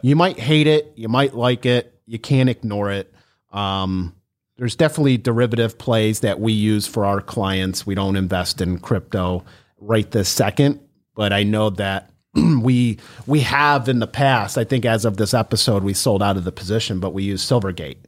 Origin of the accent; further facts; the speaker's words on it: Cleveland, Ohio, United States; we're from Ohio